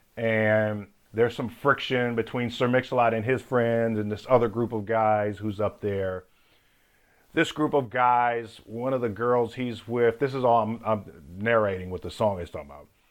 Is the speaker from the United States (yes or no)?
yes; Seattle, Washington, United States; moved away as an adult; also born or lived in California; I'm from Seattle